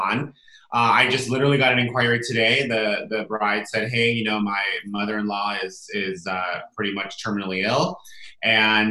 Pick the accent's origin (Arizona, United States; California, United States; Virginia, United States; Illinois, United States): California, United States; Solvang; now in Santa Barbara, United States; I grew up in a small little town called Solvang, California, Central California